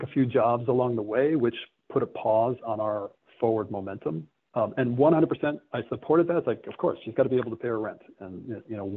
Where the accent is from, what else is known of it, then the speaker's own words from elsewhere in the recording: Stamford, Connecticut, United States; my hometown of Stamford, Connecticut